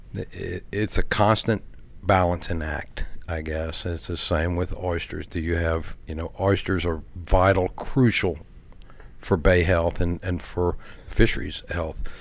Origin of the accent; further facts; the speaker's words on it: Baytown, Texas, United States; I grew up in the Galveston Bay area